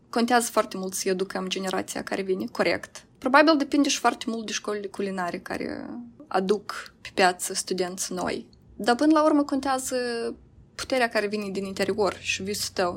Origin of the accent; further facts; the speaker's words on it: Moldova; moved away as an adult; eu vin din Moldova